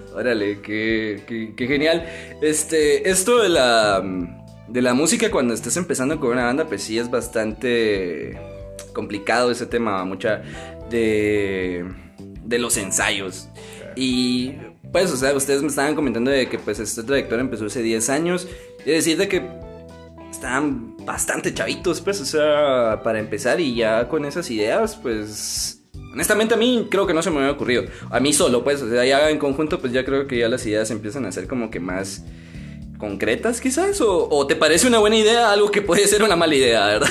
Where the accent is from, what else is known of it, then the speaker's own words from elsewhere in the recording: Amatitlán, Guatemala Department, Guatemala; Nosotros somos de Amatitlán, para los que no conocen pues es una ciudad o un pueblo